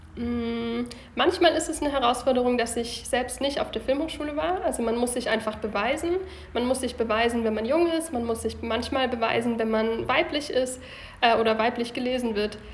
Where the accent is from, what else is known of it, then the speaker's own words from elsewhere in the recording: Lindau, Bavaria, Germany; moved away as an adult; also born or lived in Bayreuth / Baden-Baden; now in Munich, Germany; Ursprünglich komme ich vom Bodensee aus Lindau